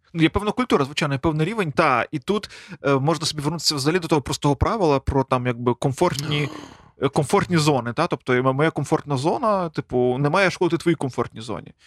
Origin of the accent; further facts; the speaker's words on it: Galicia, Ukraine; ми якби галичани